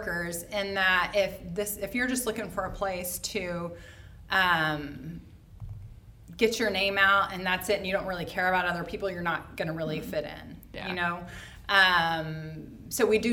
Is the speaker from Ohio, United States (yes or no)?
no; Oklahoma, United States; moved away as an adult; now in Indianapolis, United States; I'm not from here. I'm from Oklahoma. I have lived here 12 years